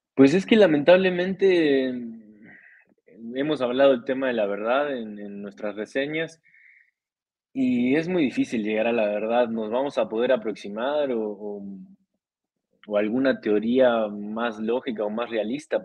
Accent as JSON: {"language": "Spanish", "country": "Costa Rica", "said": "de Costa Rica soy, tico tica"}